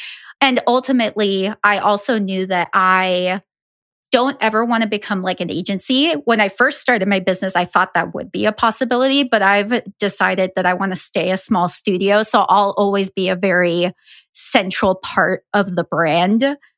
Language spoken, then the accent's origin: English; Ecuador; also born or lived in Colombia / Guatemala; So I'm Guatemalan. I have spent a lot of my life living in South America. I grew up in Ecuador and Colombia.